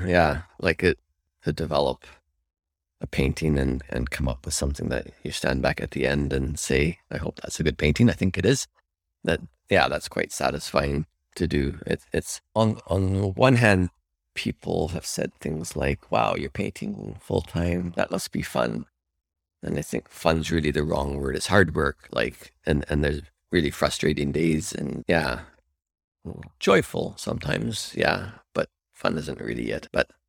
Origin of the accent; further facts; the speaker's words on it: Calgary, Alberta, Canada; Calgary. And I went to Alberta College of Arts, where I went and did the 4-year program there.